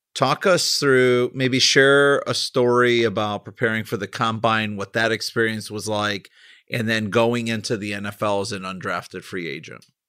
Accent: Chicago, Illinois, United States; I'm from Chicago.

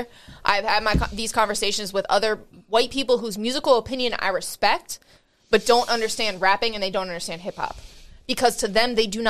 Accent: Allentown, Pennsylvania, United States; now in Philadelphia, United States; I'm not from Philly. I'm from Allentown originally

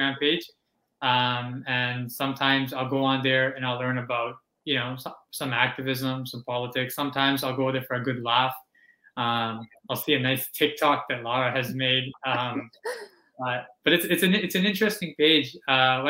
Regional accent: Canada; born or raised there; also born or lived in Pakistan

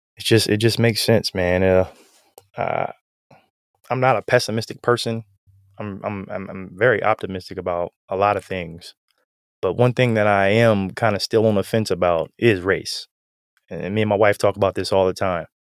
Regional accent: Canton, Ohio, United States; I'm from Canton, so we're both some, some Ohioans

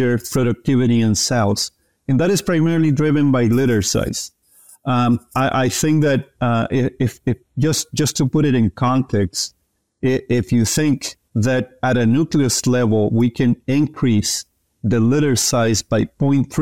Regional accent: Chile; moved away as an adult; also born or lived in Kansas, United States; I am originally from Chile, where I received undergrad training in ag science

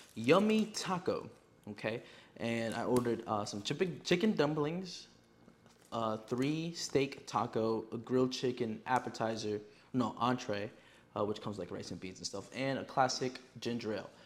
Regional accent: Yonkers, New York, United States; I am from New York, but again, I am not a city boy. I live in Yonkers

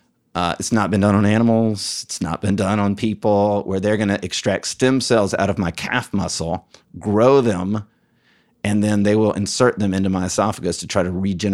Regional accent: Alabama, United States; I'm from Alabama. Like, right. I went to the University of Alabama.

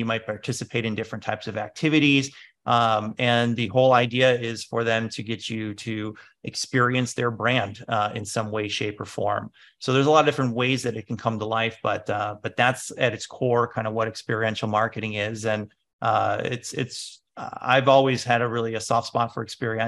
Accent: Chicago, Illinois, United States; I'm from Chicago, and there was the whole Chicago house music movement happening

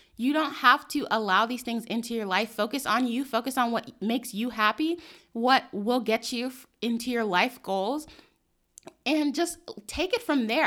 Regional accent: New York City, New York, United States; I grew up in New York City

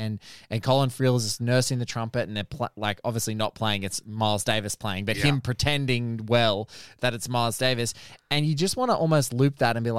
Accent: Central Coast, New South Wales, Australia; I grew up on the Central Coast in New South Wales

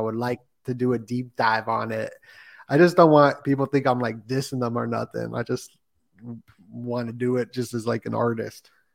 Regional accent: Las Vegas, Nevada, United States; moved away as an adult; also born or lived in California; I'm from Las Vegas

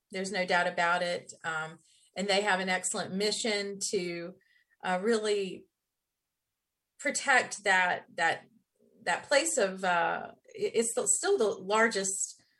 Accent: Black Mountain, North Carolina, United States; also born or lived in Hickory; You know, actually, I was born in Western North Carolina in Hickory, which is at least used to be known as the furniture capital of the world. I did grow up in Western North Carolina in Black

